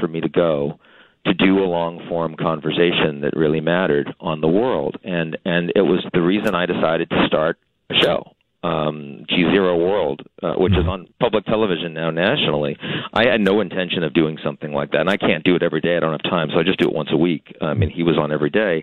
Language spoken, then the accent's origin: English; Boston, Massachusetts, United States; I'm from Boston